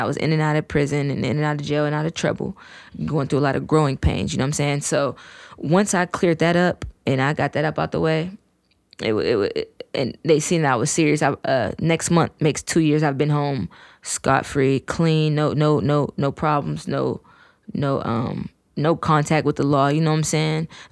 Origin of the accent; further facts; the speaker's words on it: Fairmont, West Virginia, United States; also born or lived in Detroit, Michigan; I was born there, raised here.